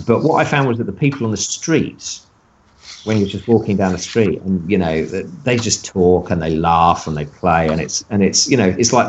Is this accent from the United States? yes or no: no; United Kingdom